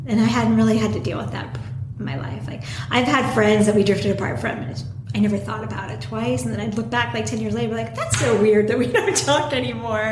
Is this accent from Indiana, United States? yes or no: no; Los Angeles, California, United States; also born or lived in New York; I grew up in the Valley. I mean, I was a total Valley girl